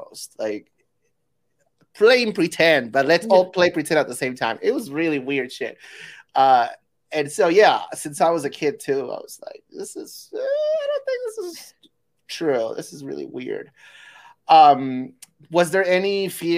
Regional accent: Peru; moved away; I'm from Peru.

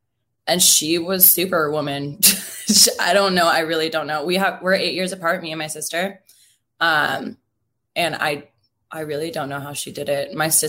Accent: Seattle, Washington, United States; born or raised there

